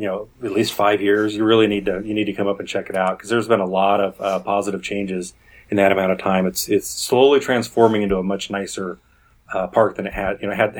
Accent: Oregon, United States; moved away as an adult; now in Southern California, United States; I grew up in Oregon, and I never had exposure to them. And when my family, when I was relocated to Southern California in 2005

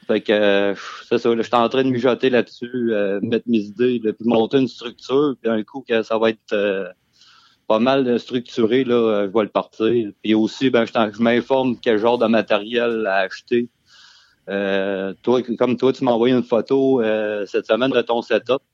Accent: Beauce, Quebec, Canada; moved away as an adult; now in Coaticook, Canada; originairement, je viens de la Beauce

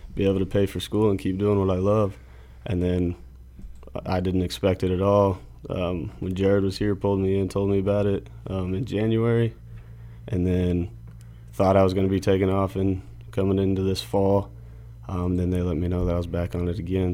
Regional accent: Benkelman, Nebraska, United States; I grew up in Nebraska.

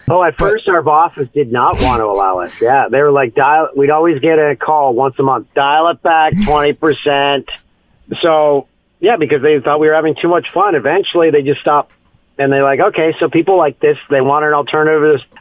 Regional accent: Peterborough, Ontario, Canada; moved away as an adult; also born or lived in Ottawa / Vancouver; my hometown of Peterborough, Ontario

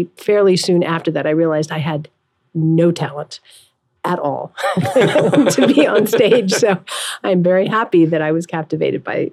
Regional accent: Los Angeles, California, United States; now in New York, United States; I grew up in Los Angeles.

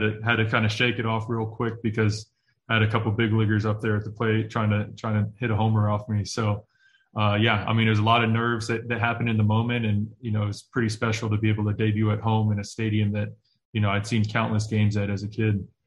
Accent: Oakland, California, United States; I grew up in Oakland, California

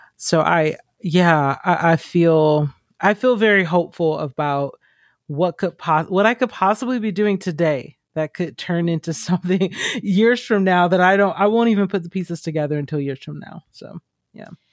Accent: Georgia, United States; I grew up in Georgia

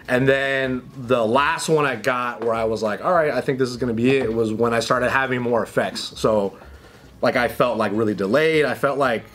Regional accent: Pasadena, California, United States; I grew up in Pasadena

